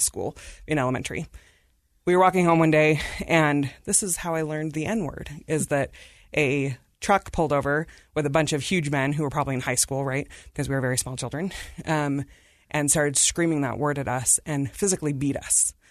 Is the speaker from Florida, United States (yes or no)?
no; Davis County, Utah, United States; also born or lived in India / Salt Lake City, Utah; we grew up in Davis County